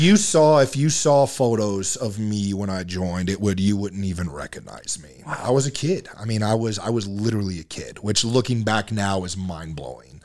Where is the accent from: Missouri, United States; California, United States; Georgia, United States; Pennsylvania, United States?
Georgia, United States; Marietta; moved away as an adult; now in Utah, United States; born and raised in Georgia, uh, Marietta, Georgia